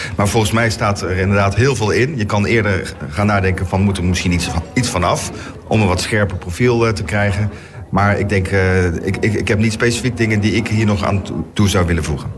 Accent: North Brabant, Netherlands; now in The Hague, Netherlands; ik ben zelf, eh, zo ik iets ben, ben ik Brabander.

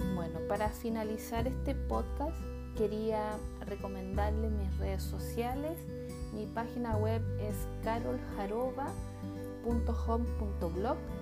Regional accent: Chile; en mi país Chile, específicamente en la región de Coquimbo

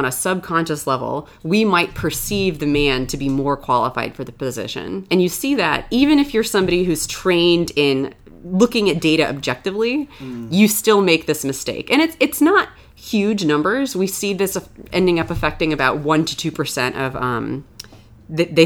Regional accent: Florida, United States; moved away as an adult; also born or lived in New York; I grew up in Florida, where it was really warm. Then I moved to New York for graduate school

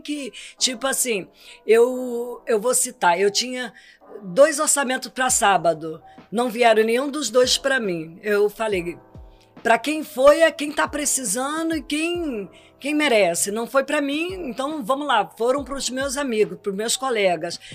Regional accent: Espírito Santo, Brazil; sou do Espírito Santo.

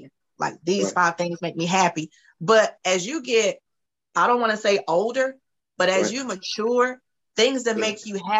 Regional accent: Camden, North Carolina, United States; from Camden, North Carolina.

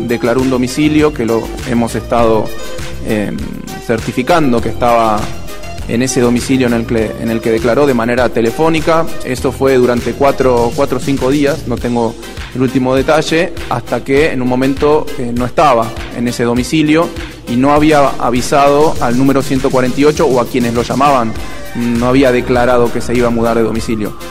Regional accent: Boston, Massachusetts, United States; now in Argentina; Yo, soy de Boston, donde tenemos como Harvard

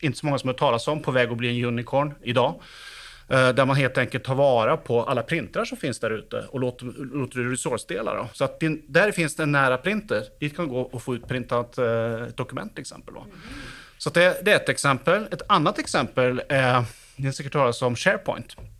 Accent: Sweden; now in Oslo, Norway; jag är uppväxt i Sverige så jag snackar svenska också

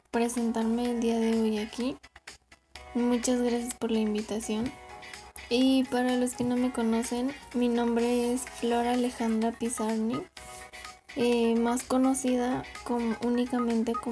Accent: Avellaneda, Buenos Aires Province, Argentina; born there; Pues yo nací el 29 de abril de 1936 en Avellaneda, Argentina, un lugar muy bello al cual me gusta ir a visitar eh, cuando puedo y cuando tengo tiempo porque ya no vivo

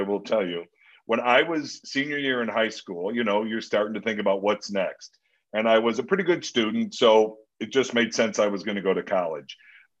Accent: Lansing, Illinois, United States; moved away as an adult; also born or lived in Chicago, Illinois / Los Angeles; Born and raised in the South Suburbs, Lansing, Illinois, outside of Chicago on the Indiana border.

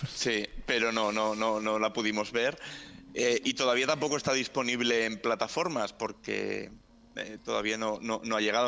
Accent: a town near Mundaka, Basque Country, Spain; está muy cerquita del pueblo donde yo nací

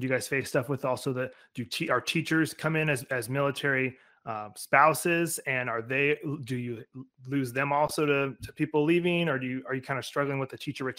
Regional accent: Alaska, United States; moved away; I'm originally, you know, I'm from Alaska. So I was right outside a military base.

